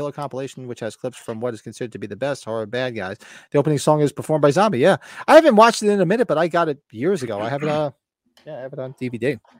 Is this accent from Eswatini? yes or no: no; United States; I'm from New Jersey, New York. We talk with our hands, and we curse every other word.